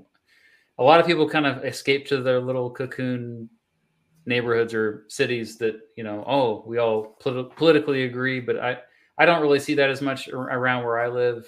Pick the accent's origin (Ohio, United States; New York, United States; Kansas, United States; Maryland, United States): Kansas, United States; growing up in Kansas